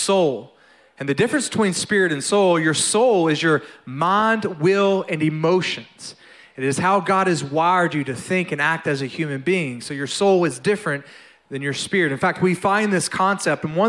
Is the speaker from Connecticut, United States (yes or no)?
no; North Louisiana, United States; I was born and raised in Louisiana, all right? And so actually North Louisiana, I'm a redneck, not a Cajun.